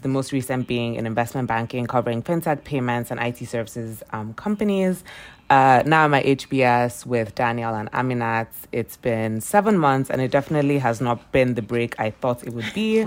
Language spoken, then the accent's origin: English; Lagos, Nigeria; moved away as an adult; I'm from Lagos, Nigeria as well, which is where I spent the first eighteen years of my life.